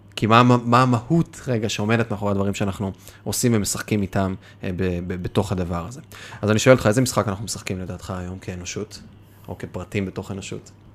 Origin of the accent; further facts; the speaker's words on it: the Krayot, Haifa District, Israel; גדלתי בקריות, אז אה, קריית ביאליק, מוצקין